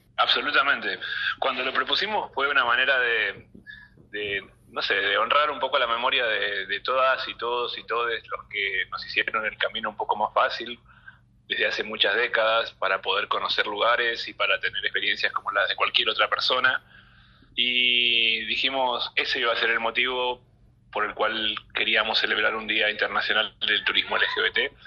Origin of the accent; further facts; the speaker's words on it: Argentina; estamos viviendo como argentinos